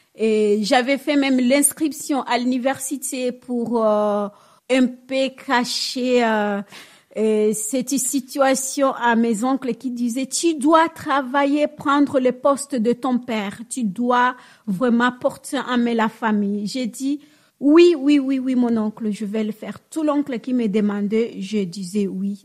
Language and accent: French; Bukavu, South Kivu, DR Congo; moved away as an adult; now in Normandy, France; je suis congolaise